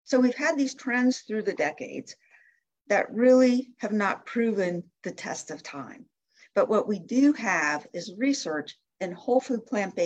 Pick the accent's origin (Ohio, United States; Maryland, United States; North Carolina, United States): Ohio, United States; Canton; moved away as an adult; also born or lived in Michigan; I grew up in Canton, Ohio, and my mother's still there